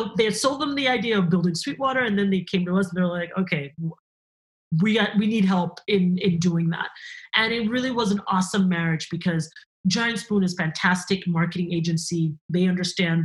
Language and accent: English; Cameroon; moved away; I'm originally from Cameroon. That's where I was born and raised.